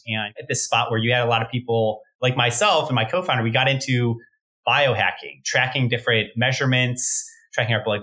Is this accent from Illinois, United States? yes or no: yes; Chicago, Illinois, United States; moved away as an adult; also born or lived in Stanford, California; I'm from Chicago originally myself